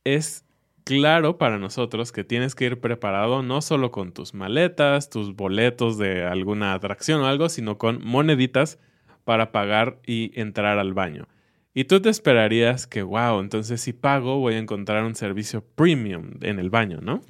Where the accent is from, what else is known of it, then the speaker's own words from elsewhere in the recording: Mexico; como mexicano